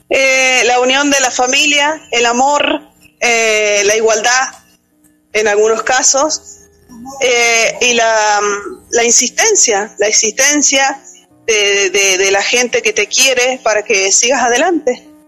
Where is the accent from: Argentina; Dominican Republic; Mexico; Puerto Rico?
Argentina; San Juan; Soy de la provincia de San Juan, país Argentina